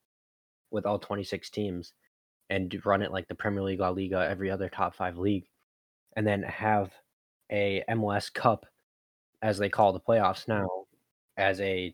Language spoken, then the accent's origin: English; Hull, Yorkshire and the Humber, United Kingdom; now in United States; my hometown, for instance, Hull